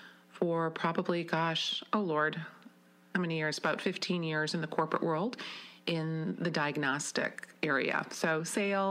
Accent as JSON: {"language": "English", "town": "Wisconsin Rapids", "region": "Wisconsin", "country": "United States", "tie": "born or raised there", "also_born_or_lived": "Madison / Milwaukee / Beaver Creek, Colorado", "said": "I grew up in Wisconsin Rapids"}